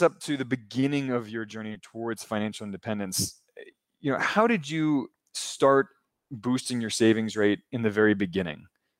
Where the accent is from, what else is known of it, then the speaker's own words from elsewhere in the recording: Maryland, United States; I'm from Maryland, so not far away from there.